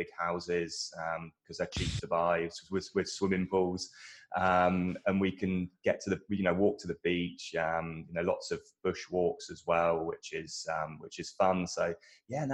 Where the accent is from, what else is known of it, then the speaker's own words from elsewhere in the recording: Dorset, South West England, United Kingdom; accent: British; moved away; So I'm from a small town in the south of England. My dad was a fireman, still is actually to this day. He's doing more like fire safety at the moment. My mum was in sort of PA, EA type roles in various companies. Dorset's like a very rural town, and when I was growing up, it was great outside